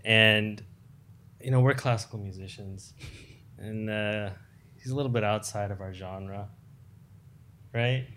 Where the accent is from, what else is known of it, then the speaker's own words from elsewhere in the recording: United States; growing up in America